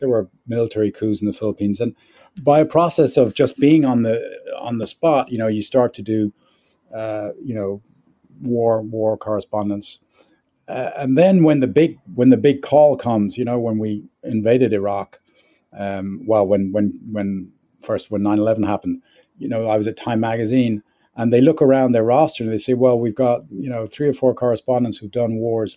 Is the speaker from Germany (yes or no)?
no; Ireland; moved away as an adult; now in United States; I grew up in Ireland. Um, I went to school and college there